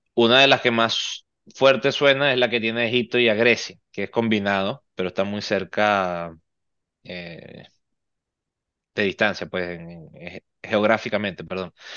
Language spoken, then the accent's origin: Spanish; Venezuela; now in Miami, United States; somos venezolanos